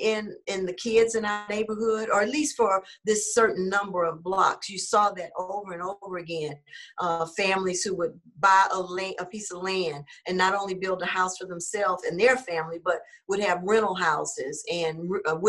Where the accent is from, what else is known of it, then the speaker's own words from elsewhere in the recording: Houston, Texas, United States; I'm a native Houstonian, and I grew up in a community called Fifth Ward